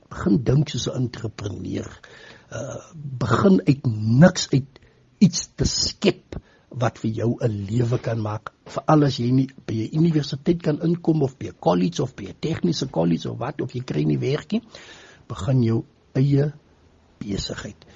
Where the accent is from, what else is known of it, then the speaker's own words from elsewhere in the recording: Postmasburg, Northern Cape, South Africa; van Posmasburg in die Noord-Kaap.